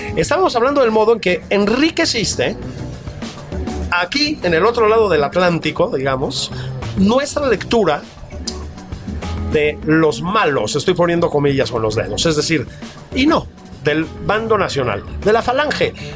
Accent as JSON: {"language": "Spanish", "country": "Mexico", "tie": "born or raised there", "said": "hijos del exilio, nietos del exilio español, que nacimos en México"}